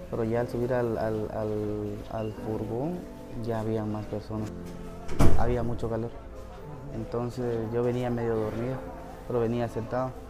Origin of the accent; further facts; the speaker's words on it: Guatemala; Yo salí el martes de, allá de Guatemala. Este, entré por la frontera de la Mesilla.